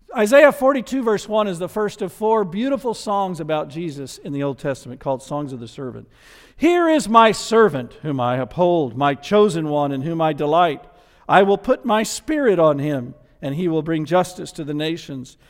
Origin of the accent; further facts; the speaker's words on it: the South, United States; accent: Southern; I was from the South and had a Southern accent